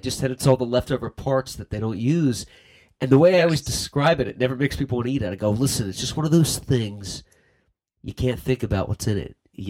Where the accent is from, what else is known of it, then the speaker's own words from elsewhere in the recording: Philadelphia, Pennsylvania, United States; moved away; I'm from Philly, too.